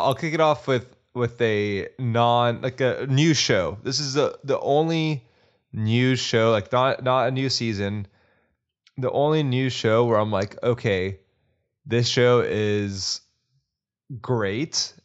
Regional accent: Texas, United States; also born or lived in Austin, Texas; a person who lived in Austin for eight years and a Texan slash kind of an Austin knight now

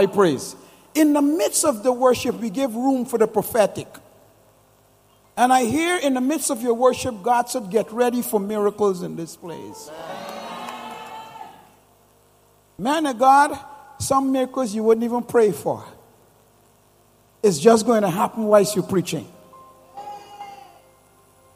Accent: Guyana; moved away; I'm originally from Guyana

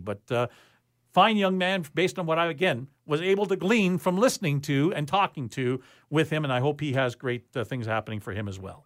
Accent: Winnipeg, Manitoba, Canada; moved away; I'm from Winnipeg originally

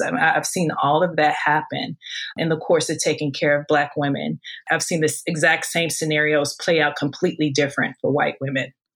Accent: St. Louis, Missouri, United States; moved away as an adult; now in Hawaii, United States; growing up in St. Louis, I always pursued becoming a doctor

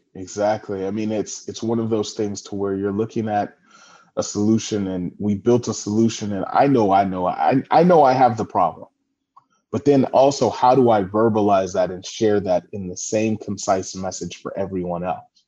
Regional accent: California, United States; also born or lived in San Francisco, United States / Washington, D.C., United States / Los Angeles, United States; I'm from California, um, now residing in Redondo Beach, California

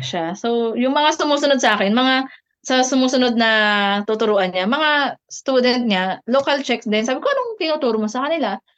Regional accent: Philippines; moved away as an adult; now in Czech Republic

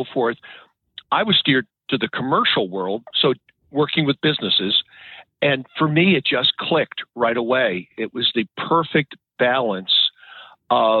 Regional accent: New England, United States; moved away as an adult; now in Maryland, United States; I grew up in New England

